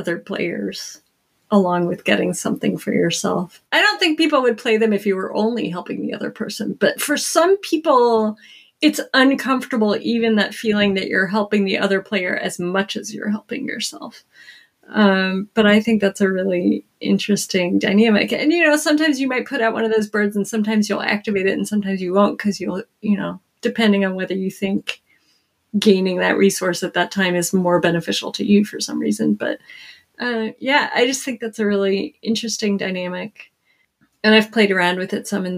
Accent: North Florida, United States; now in Mid-Atlantic, United States; I grew up in North Florida

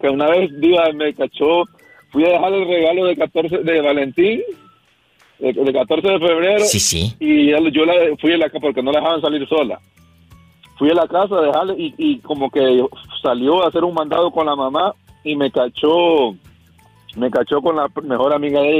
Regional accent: El Progreso, Yoro, Honduras; born there; se llama El Progreso Lloro Honduras.

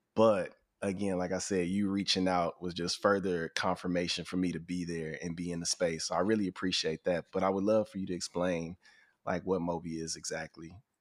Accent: Houston, Texas, United States; I grew up in Houston

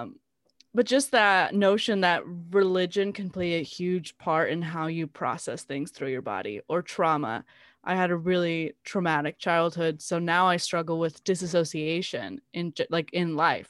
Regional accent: South Gate, California, United States; I grew up in Southgate

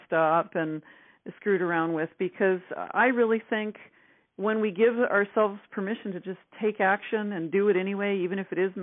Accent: Northern Ontario, Canada; I'm actually from Northern Canada. I'm a backwoods girl, Northern Ontario, actually. So, you know, I used to watch the mosquitoes hatch as a kid

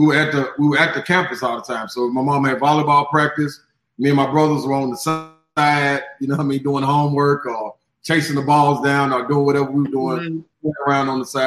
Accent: Chattanooga, Tennessee, United States; also born or lived in Memphis, Tennessee / Nashville, Tennessee; I was born in Memphis, raised in Chattanooga, bred in Nashville

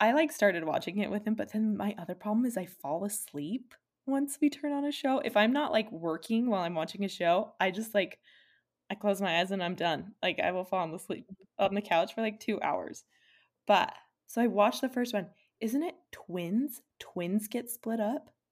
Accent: Utah, United States; we're from Utah

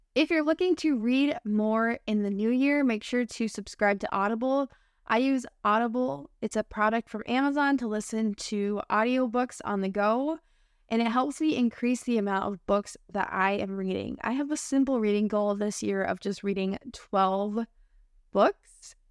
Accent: United States; accent: American English; I'm your American English teacher friend

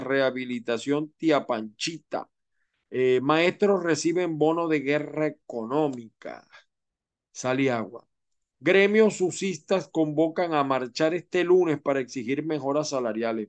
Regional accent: Venezuela; moved away as an adult; now in Florida, United States; como venezolanos

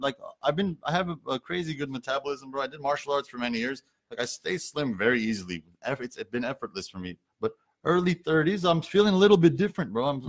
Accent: Pasadena, California, United States; also born or lived in Yerevan, Armenia; I'm from Pasadena, bro.

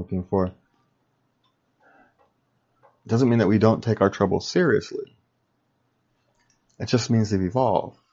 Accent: Sacramento, California, United States; I grew up in Sacramento, California

